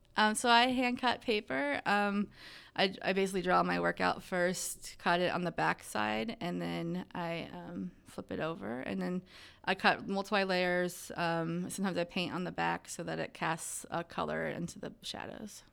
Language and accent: English; Ohio, United States; also born or lived in Baltimore, Maryland / Seattle, Washington; I grew up in Pawtucket, Ohio